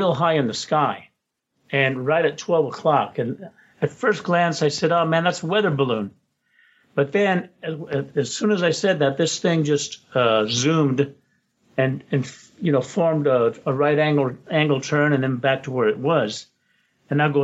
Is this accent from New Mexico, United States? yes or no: yes; Roswell, New Mexico, United States; now in Los Angeles, United States; At that time, I was in Roswell, New Mexico. That's my hometown, by the way.